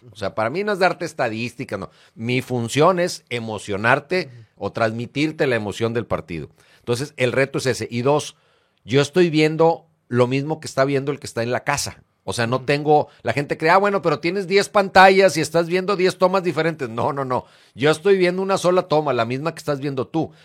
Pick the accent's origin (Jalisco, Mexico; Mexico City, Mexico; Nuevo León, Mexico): Nuevo León, Mexico; Monterrey; also born or lived in Uruguay; Y yo me vengo a México, a, ah, bueno, a Monterrey, desde 1973, cuando yo tenía seis años